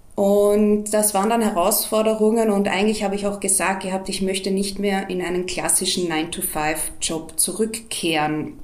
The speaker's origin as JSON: {"language": "German", "country": "Austria", "said": "bei uns in Österreich"}